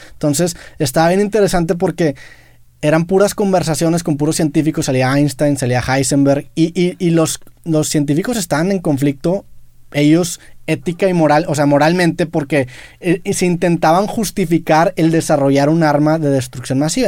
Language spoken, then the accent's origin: Spanish; Monterrey, Nuevo León, Mexico; siendo regio